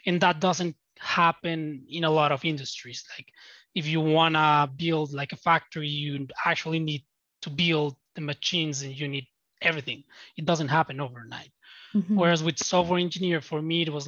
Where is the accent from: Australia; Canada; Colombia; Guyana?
Colombia; Bogota; I'm from Latin America. I'm from Bogota, Colombia.